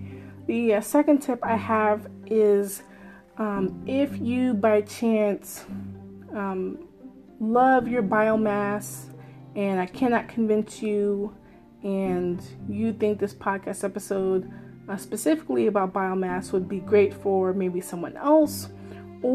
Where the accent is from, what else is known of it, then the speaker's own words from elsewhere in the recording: Maryland, United States; I'm so proud of my home state, where I am